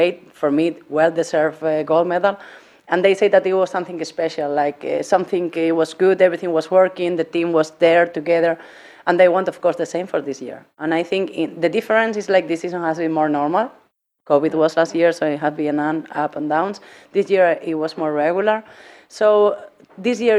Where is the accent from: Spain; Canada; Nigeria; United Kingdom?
Spain; English is a second language; moved away as an adult; also born or lived in Hungary; now in Norway; I come from Spain, of course. I was living 9 years in Hungary, so I'm half Hungarian as well